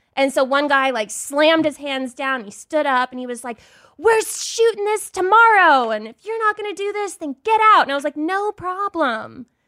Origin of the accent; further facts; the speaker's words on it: Dallas, Texas, United States; moved away as an adult; I'm from Dallas, Texas